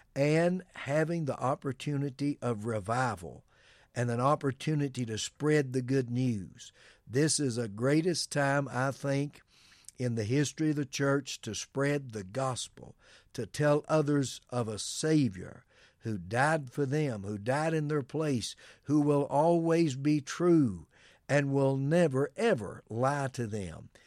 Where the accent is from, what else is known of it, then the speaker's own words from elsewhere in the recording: United States; us as Americans